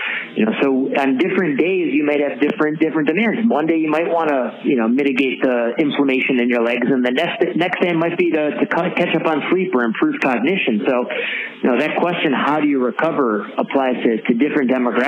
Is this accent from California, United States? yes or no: no; Syracuse, New York, United States; now in Westchester, United States; I'm from Syracuse originally